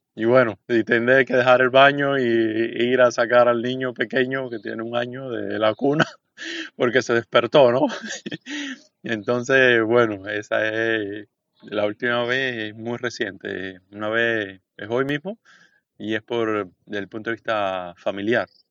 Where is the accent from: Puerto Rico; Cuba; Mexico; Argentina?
Cuba; Bayamo, Granma; moved away as an adult; also born or lived in Santiago de Cuba; now in Havana, Cuba; soy del este de Cuba, de Bayamo, la capital de la provincia de Granma. crecí, estudié en Santiago de Cuba